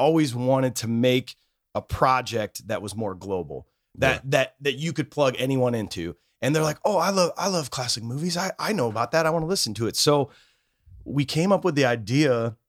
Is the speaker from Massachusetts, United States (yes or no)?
no; Cedar Rapids, Iowa, United States; We are from Cedar Rapids, Iowa